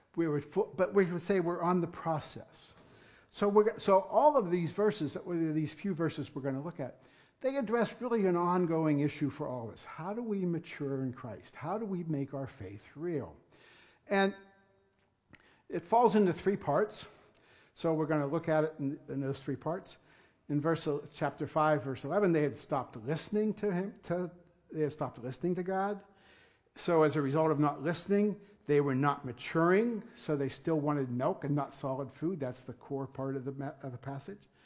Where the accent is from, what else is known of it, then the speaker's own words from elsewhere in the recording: Punxsutawney, Pennsylvania, United States; moved away; I am actually born and raised in Punxsutawney